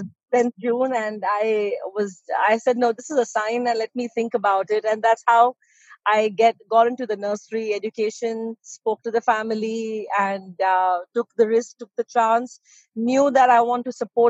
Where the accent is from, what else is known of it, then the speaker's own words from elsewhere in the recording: Abu Dhabi, United Arab Emirates; also born or lived in United Kingdom; I'm born in UAE, Abu Dhabi that is, not Dubai, just to correct you, Abu Dhabi, UAE, this country is very close to my heart and I am from here because I'm born here